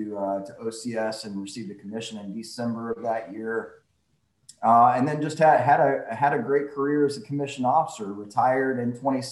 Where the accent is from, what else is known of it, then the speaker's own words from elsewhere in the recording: Charleston, South Carolina, United States; I was raised here in Charleston